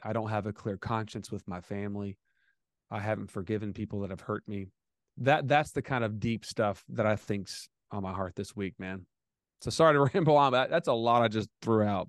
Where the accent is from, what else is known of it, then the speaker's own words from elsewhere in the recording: United States; I'm American